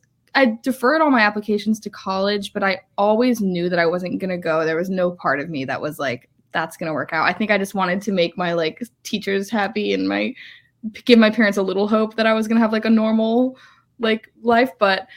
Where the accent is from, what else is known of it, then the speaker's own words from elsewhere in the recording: Massachusetts, United States; Yeah. I mean, honestly, I grew up in Massachusetts, and I'm really lucky